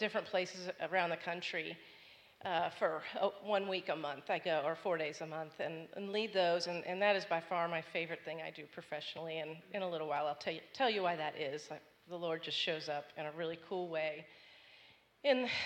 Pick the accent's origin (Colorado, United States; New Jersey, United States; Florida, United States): Florida, United States; Bradenton; now in Atlanta, United States; I grew up just south of there in Bradenton